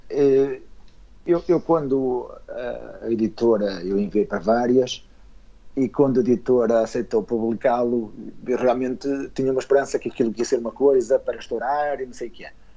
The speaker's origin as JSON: {"language": "Portuguese", "town": "Esposende", "region": "Norte", "country": "Portugal", "tie": "born or raised there", "said": "eu sou natural de Esposende, portanto, aqui na zona do Minho."}